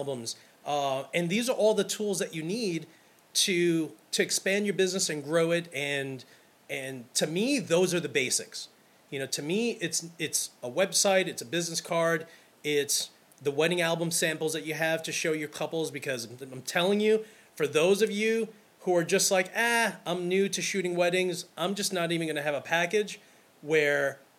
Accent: New York City, New York, United States; I'm from Brooklyn.

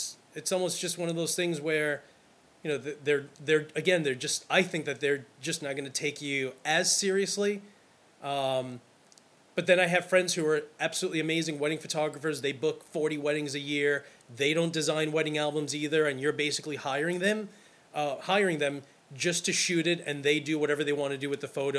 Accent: New York City, New York, United States; I'm from Brooklyn.

